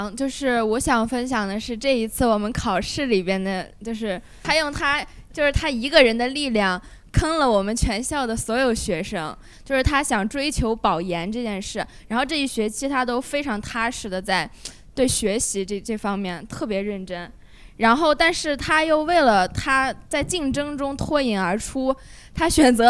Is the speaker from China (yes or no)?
yes; China; 对而且因为因为我作为一个中国人，然后世界我对世界的这些东西我不是很了解